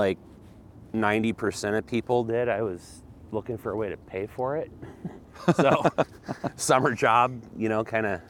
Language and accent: English; Coos Bay, Oregon, United States; I was born and raised in Coos Bay, Oregon.